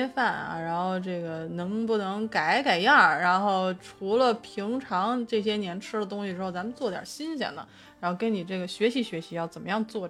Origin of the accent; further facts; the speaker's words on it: Beijing, China; 作为一个北京人